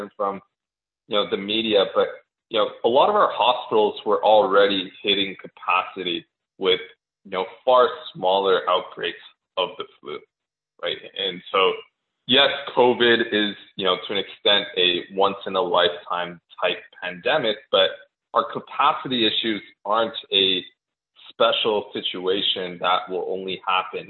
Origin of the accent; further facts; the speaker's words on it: Canada; as a Canadian